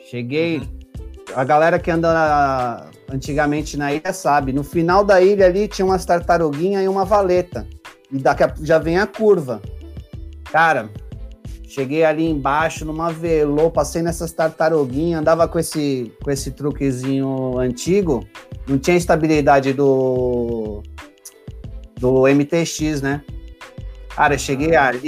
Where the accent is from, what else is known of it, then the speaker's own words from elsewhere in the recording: São Vicente, São Paulo, Brazil; Eu sou aqui do litoral de São Paulo, São Vicente